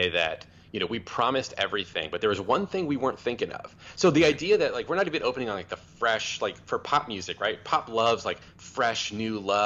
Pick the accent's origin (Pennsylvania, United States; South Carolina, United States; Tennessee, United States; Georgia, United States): Tennessee, United States; Memphis; I was born in Memphis, Tennessee in 1982